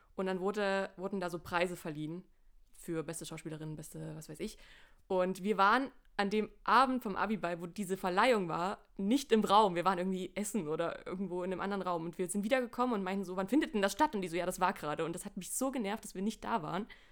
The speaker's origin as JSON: {"language": "German", "region": "Saxony", "country": "Germany", "said": "wir kommen alle drei aus Sachsen"}